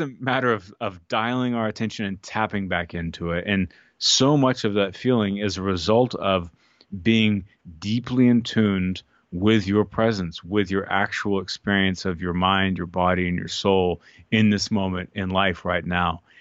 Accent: Austin, Texas, United States; growing up in Austin, you know, eating Tex-Mex

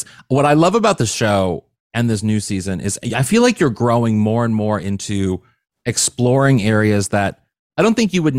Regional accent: Missouri, United States; I'm from a flyover state. I'm from Missouri.

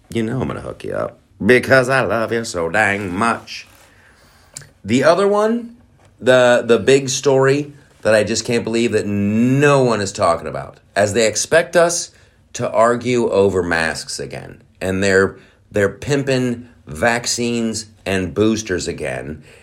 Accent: United States; I'm American

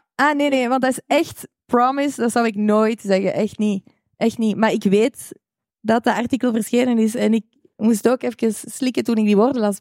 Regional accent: Rotselaar, Flanders, Belgium; ik van Rotselaar ben, wat heel dicht bij aardschot ligt

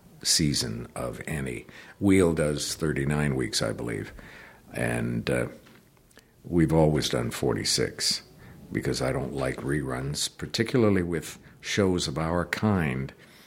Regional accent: Canada; I had the disadvantage of being born and raised in Canada and considering the letter Y as a vowel.

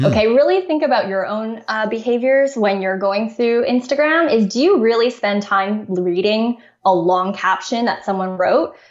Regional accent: Canada; I'm from Canada

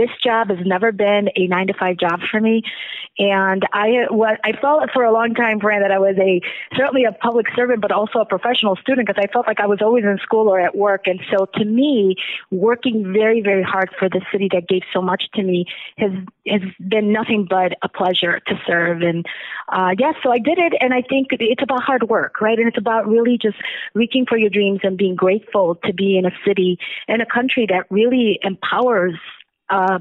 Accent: Chicago, Illinois, United States; also born or lived in Zacatecas, Mexico; we arrived in Chicago when I was 8 years old in the Near West Side

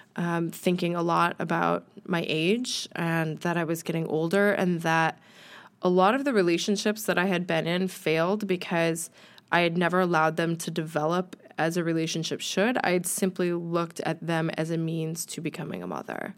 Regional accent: United States; moved away as an adult; now in United Kingdom; I'm American

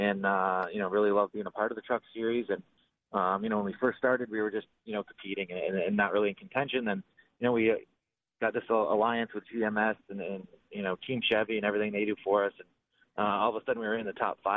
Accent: Southern Ontario, Canada; being from Southern Ontario and being Canadian

